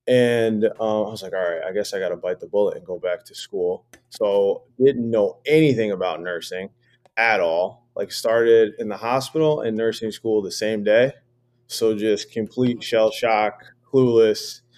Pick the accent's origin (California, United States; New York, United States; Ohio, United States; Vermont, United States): New York, United States; moved away; also born or lived in Sacramento / Los Angeles; I'm from New York.